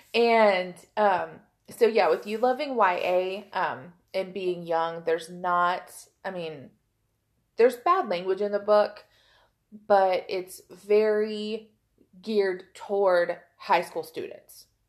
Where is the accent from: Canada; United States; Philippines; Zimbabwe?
United States; Oklahoma; I am from Oklahoma